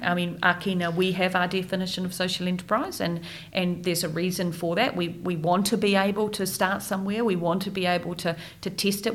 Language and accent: English; Wellington, New Zealand; moved away as an adult; born and raised in Wellington